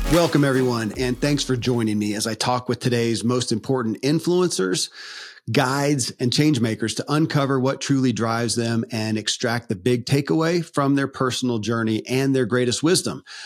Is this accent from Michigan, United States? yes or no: no; Kentucky, United States; born or raised there